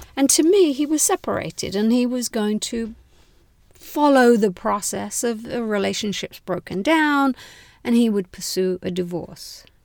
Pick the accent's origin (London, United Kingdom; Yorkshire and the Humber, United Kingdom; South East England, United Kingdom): London, United Kingdom; moved away as an adult; now in United States; I was born in London and finished university in London.